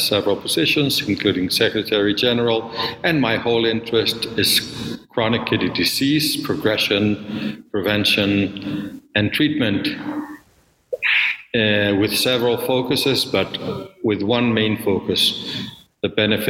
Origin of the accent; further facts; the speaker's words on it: Mexico City, Mexico; I am from Mexico City.